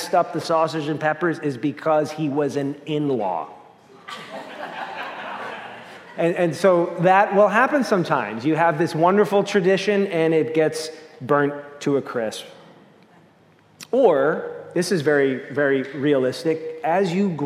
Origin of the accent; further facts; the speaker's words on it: Long Island, New York, United States; in my family, growing up on Long Island